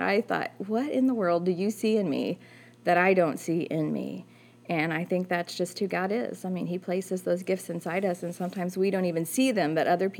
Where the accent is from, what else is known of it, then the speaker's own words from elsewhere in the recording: Park Hills, Missouri, United States; I'm from Park Hills, and I went to school at Central, graduated from there